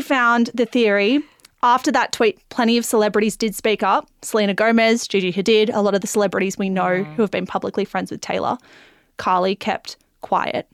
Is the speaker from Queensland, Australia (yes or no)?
no; Melbourne, Victoria, Australia; We're from Melbourne